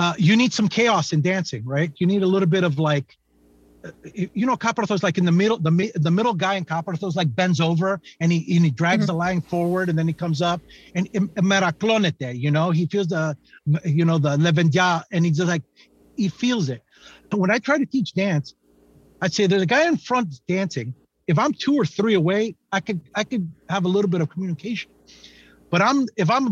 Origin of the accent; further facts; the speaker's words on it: San Francisco, California, United States; I'm a painter from San Francisco